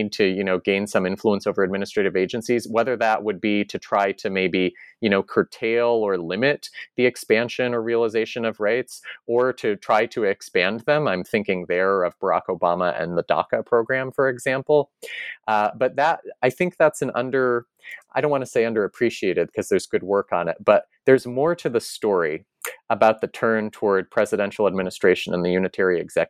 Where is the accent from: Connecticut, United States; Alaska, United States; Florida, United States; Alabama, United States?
Connecticut, United States; So back in my home state of Connecticut, at least one independent bookseller near New Haven in Madison, Connecticut is called RJ Julia.